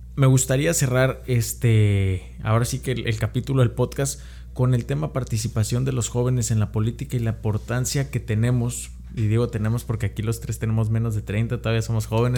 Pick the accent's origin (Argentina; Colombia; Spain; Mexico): Mexico; traía ese chip que nos meten como mexicanos